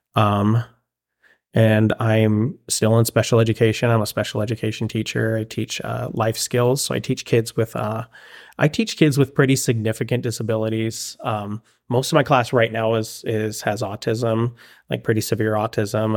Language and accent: English; Palmdale, California, United States; moved away as an adult; also born or lived in Monterrey, Mexico / Oregon; now in Springfield, Oregon, United States; growing up in Palmdale